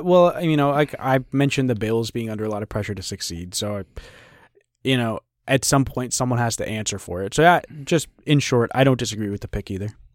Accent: New England, United States; I grew up in New England watching the Patriots

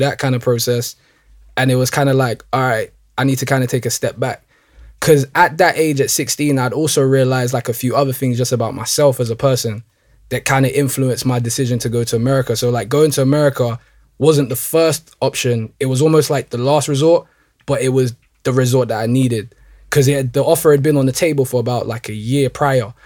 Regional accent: London, United Kingdom; I was born and raised in Northwest London

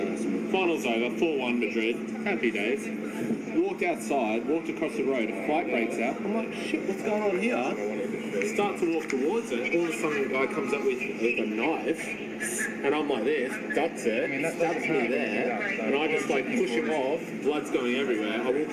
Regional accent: Australia; Yeah, I'm Australian, mate. Mate, this is my last night in London, and I'm supposed to fly back tomorrow.

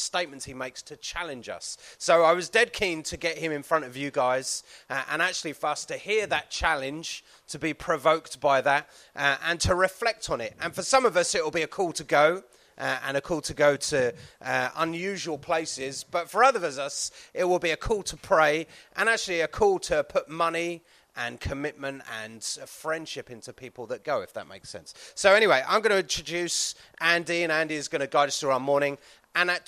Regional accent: Cyprus; I came from Cyprus. That was my part of the world

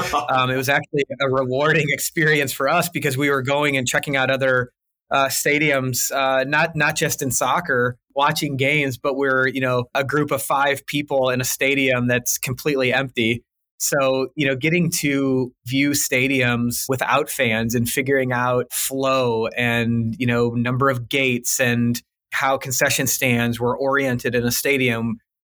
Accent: St. Louis, Missouri, United States; I'm born and raised in St. Louis

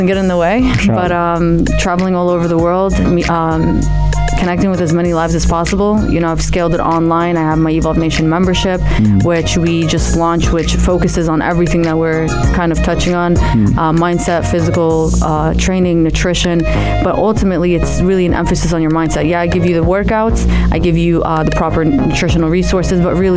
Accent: New Jersey, United States; also born or lived in Amman, Jordan / New York; I was born in Amman, raised in the States, New Jersey

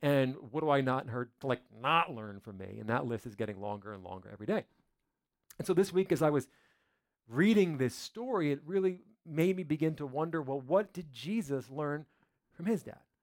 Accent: New Jersey, United States; moved away; I'm from New Jersey, up in the north

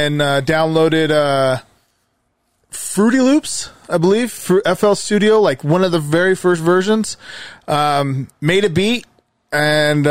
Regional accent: Magna, Utah, United States; I grew up here. I grew up in Magna

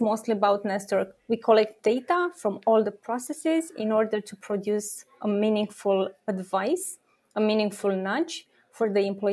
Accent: Romania; I'm born and raised in Romania

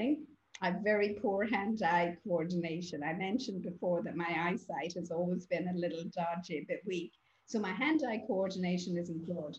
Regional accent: Ireland; I grew up in Holy Catholic Ireland, as we call it

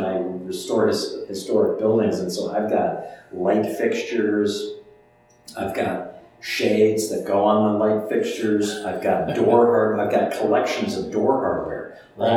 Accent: Chicago, Illinois, United States; I'm from Chicago

